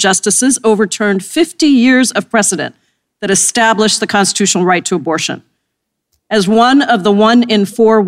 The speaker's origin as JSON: {"language": "English", "region": "Washington", "country": "United States", "tie": "born or raised there", "said": "in Washington state, my home state"}